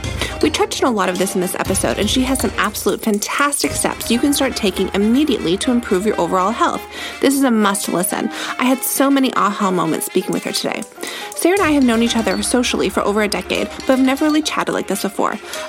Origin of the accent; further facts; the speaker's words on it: Toronto, Ontario, Canada; when we were kids growing up, it was so rare to be Torontonian, like born and raised in Toronto, which is its own little culture